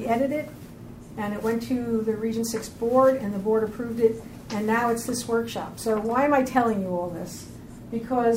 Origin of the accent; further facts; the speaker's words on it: Long Island, New York, United States; I come from Long Island, which is not a small place, but I come from a small town